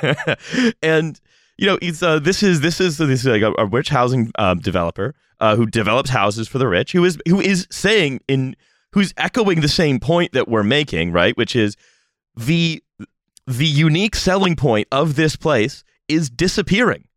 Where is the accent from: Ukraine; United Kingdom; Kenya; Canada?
Canada; as a Canadian